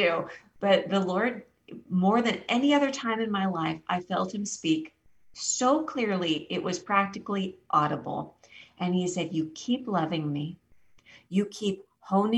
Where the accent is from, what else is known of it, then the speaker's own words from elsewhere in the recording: Los Angeles, California, United States; moved away as an adult; also born or lived in Boston; I grew up in Los Angeles